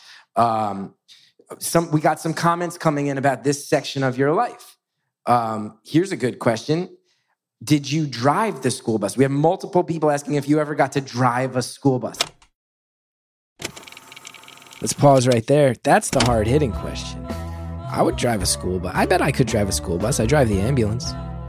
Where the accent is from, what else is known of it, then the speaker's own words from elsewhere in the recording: West Orange, New Jersey, United States; When I was growing up in West Orange